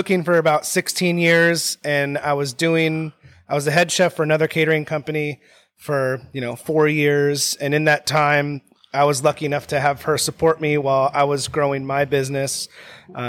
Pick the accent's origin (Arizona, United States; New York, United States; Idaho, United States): Idaho, United States; Sandpoint; that's where I grew up in Sandpoint, Idaho